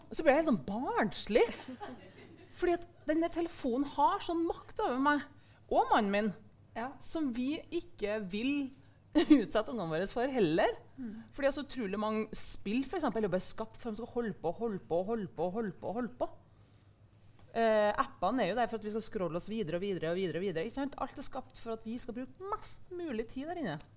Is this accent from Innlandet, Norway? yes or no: no; Verdal, Trøndelag, Norway; vokste opp på Verdalen på 90-tallet